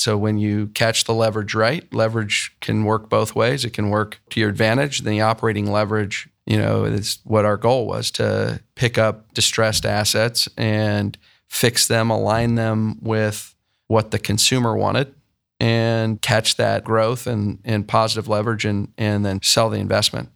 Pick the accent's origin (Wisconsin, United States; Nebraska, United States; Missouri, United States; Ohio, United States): Ohio, United States; Columbus; also born or lived in Michigan; I grew up in Columbus and, um, ended up at Michigan